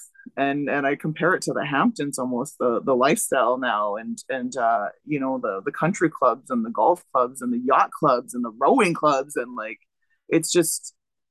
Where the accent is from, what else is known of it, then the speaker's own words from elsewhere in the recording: Wauzhushk Onigum Nation, near Kenora, Ontario, Canada; Yeah, I grew up here. So I was born and raised on the reserve